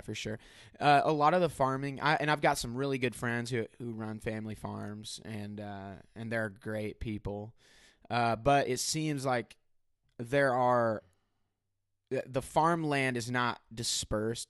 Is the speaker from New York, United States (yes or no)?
no; Benton, Illinois, United States; also born or lived in Mount Vernon, Illinois; Mount Vernon is a county above the town in which I grew up, which is Benton, Illinois